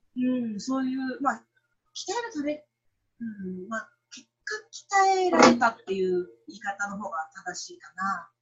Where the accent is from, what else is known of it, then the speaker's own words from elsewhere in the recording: Nagaoka, Niigata, Japan; 私は地元が新潟の長岡っていうところですけれども